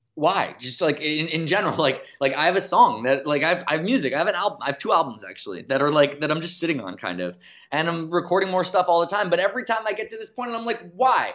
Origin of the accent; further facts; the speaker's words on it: New York City, New York, United States; I'm from New York City